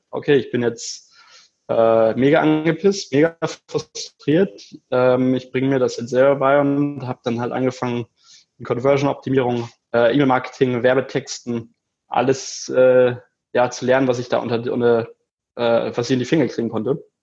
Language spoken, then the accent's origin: German; Kiel, Schleswig-Holstein, Germany; Richtig. Ich komme ursprünglich aus Kiel, genau.